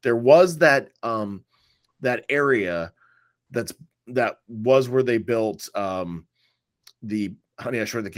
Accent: Altamonte Springs, Florida, United States; Hey, my hometown.

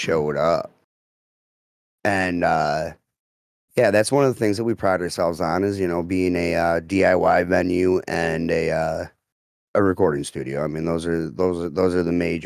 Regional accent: Croswell, Michigan, United States; I'm from Croswell

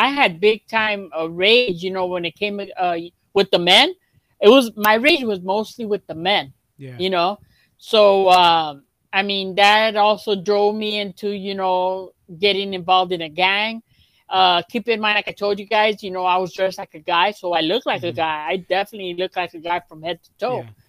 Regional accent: Los Angeles, California, United States; I grew up in South Central

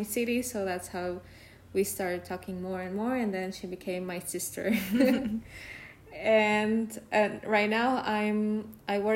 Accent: Tegucigalpa, Francisco Morazán, Honduras; moved away as an adult; also born or lived in Darmstadt; I'm from Tegucigalpa, Honduras

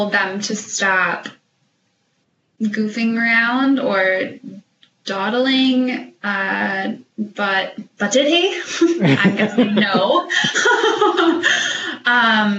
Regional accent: United States; accent: American; my American accent

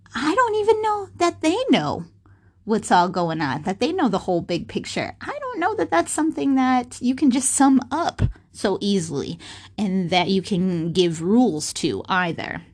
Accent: Minnesota, United States; I was born and raised in Minnesota

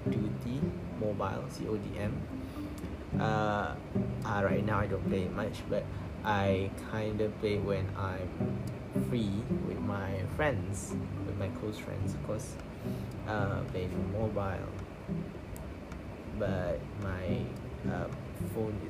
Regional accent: Malaysia; I'm from Malaysia, of course. This is your basic Malaysia, Malay nerd guy

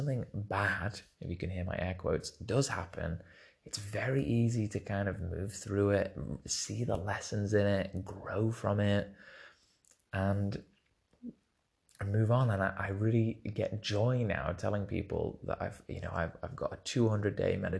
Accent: England, United Kingdom; moved away as an adult; now in Corfu, Greece; I'm from England and we have our English traditions

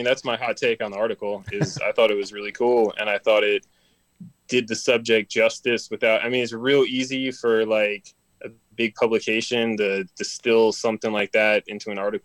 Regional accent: Maryland, United States; now in Los Angeles, United States; I grew up in Maryland.

